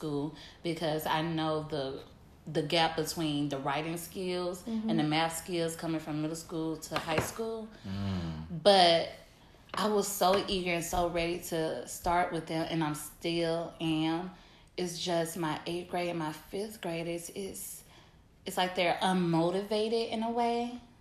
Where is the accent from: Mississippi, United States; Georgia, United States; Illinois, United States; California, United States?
Mississippi, United States; now in New Orleans, United States; what I was raised on in Mississippi.